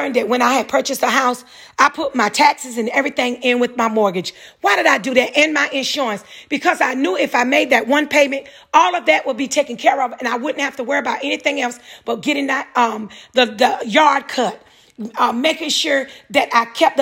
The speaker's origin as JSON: {"language": "English", "region": "North Carolina", "country": "United States", "said": "I'm from North Carolina"}